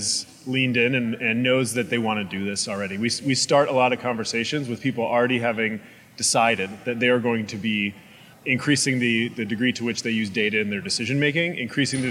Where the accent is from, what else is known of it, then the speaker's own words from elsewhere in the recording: Illinois, United States; I'm from Illinois, and so I was surrounded by corn